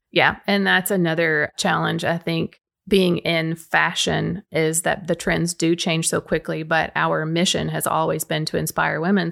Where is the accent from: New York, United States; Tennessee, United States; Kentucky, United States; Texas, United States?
Tennessee, United States; Baxter; my Baxter roots are very deep. I live on Bruce Ridge Road